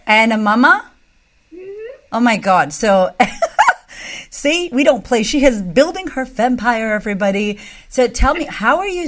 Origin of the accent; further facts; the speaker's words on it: United States; moved away as an adult; now in Australia; I'm American